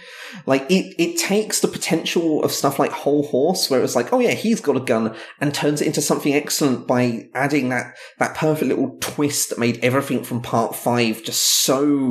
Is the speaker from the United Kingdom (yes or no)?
yes; England, United Kingdom; It's the worst disability in the world, being English.